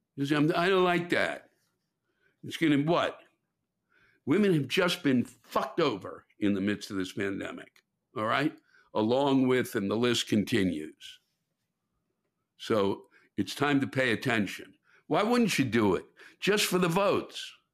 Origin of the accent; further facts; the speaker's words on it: Washington, District of Columbia, United States; it's my hometown